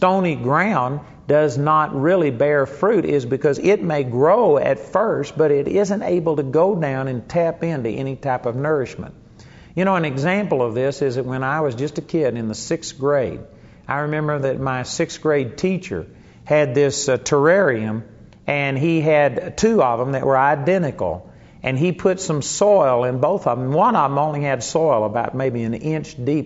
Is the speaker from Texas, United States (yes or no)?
yes; Arlington, Texas, United States; the house that I grew up in Arlington, Texas